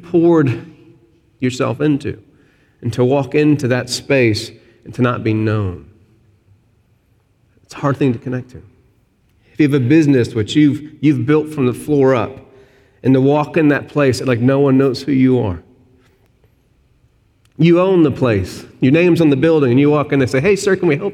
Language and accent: English; Arkansas, United States; moved away; I'm from Arkansas, SEC country.